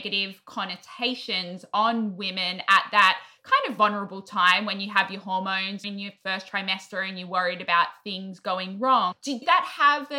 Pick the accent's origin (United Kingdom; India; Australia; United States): Australia; I'm Australian